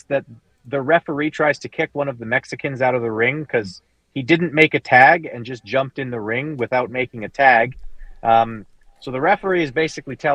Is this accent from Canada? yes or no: yes; Canada; I'm a Canadian